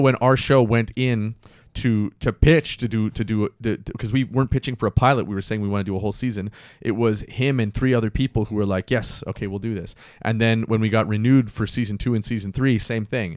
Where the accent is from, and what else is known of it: Mississauga, Ontario, Canada; born or raised there; also born or lived in Toronto